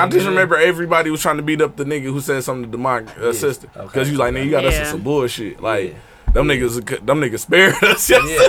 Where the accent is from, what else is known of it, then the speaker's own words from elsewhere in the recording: Milwaukee, Wisconsin, United States; I grew up on Sherman and Burlock.